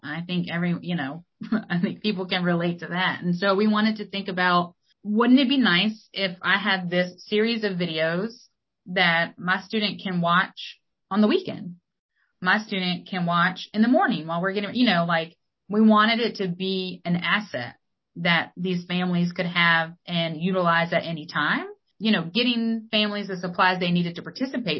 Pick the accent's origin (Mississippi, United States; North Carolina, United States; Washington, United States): North Carolina, United States; Wilmington; moved away; growing up in Wilmington or in New Hanover County.